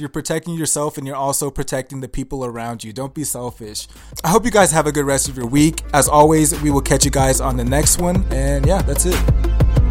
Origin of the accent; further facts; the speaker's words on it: Nigeria; I'm Nigerian and I know where I came from